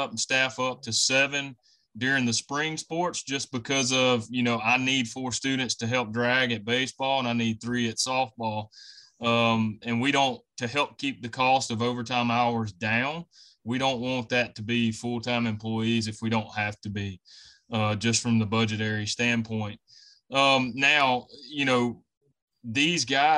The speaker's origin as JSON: {"language": "English", "town": "Belzoni", "region": "Mississippi", "country": "United States", "also_born_or_lived": "Starkville, Mississippi", "said": "I'm originally from Belzona, Mississippi, which is over in the Delta."}